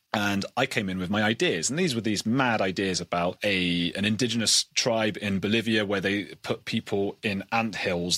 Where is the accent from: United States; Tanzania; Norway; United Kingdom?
United Kingdom; being British